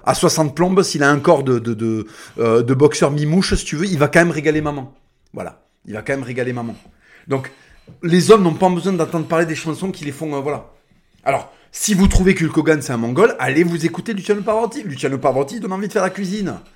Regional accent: France; first language Spanish; French is a second language; on est des Français.

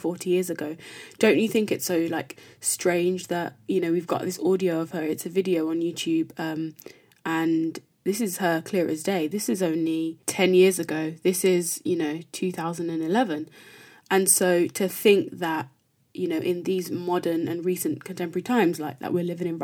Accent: Birmingham, West Midlands, United Kingdom; me growing up in Birmingham

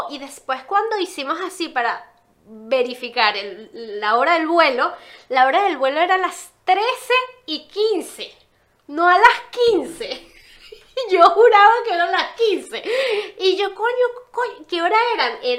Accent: Venezuela; now in Uruguay; somos de Venezuela, pero vivimos en, Uruguay.

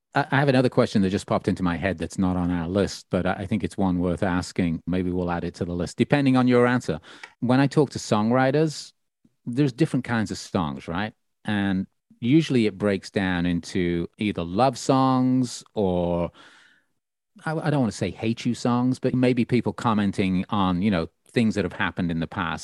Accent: Birmingham, West Midlands, United Kingdom; my hometown of Birmingham originally

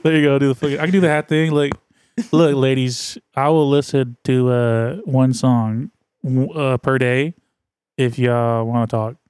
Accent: the Bay Area, California, United States; I'm from the Bay. Like, I'm a Bay, I'm, I'm as Bay as they come

